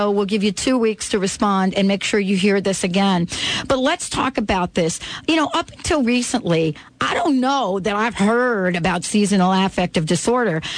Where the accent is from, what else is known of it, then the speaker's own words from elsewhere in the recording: Florida, United States; moved away; I'm from Florida originally.